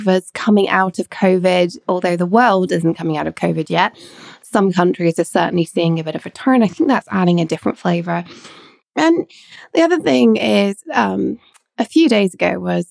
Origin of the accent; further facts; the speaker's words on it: England, United Kingdom; also born or lived in Scotland / Edinburgh; Growing up in England, although I'm Scottish and born in Scotland, I went to school in England